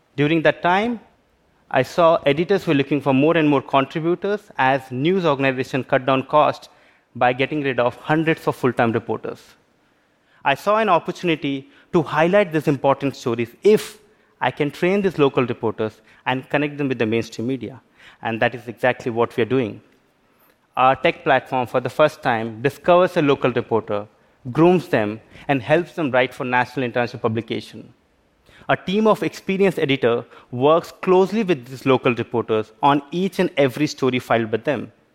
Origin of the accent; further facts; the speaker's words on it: Belgaum, Karnataka, India; I worked as a local reporter in my hometown Belgaum in India.